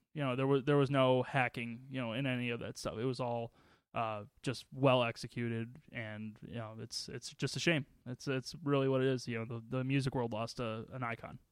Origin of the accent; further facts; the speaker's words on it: Waukegan, Illinois, United States; when I was growing up in Waukegan